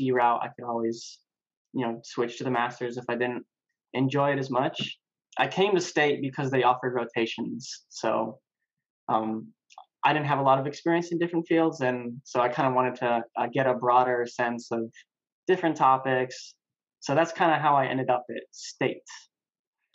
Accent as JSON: {"language": "English", "region": "New Mexico", "country": "United States", "tie": "born or raised there", "moved": "as an adult", "lives_now": "Raleigh, United States", "said": "I'm from New Mexico, born and raised"}